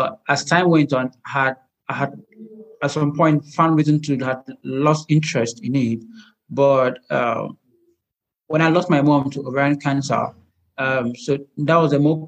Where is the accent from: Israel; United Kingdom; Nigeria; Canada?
Nigeria; I'm a Nigerian medical illustrator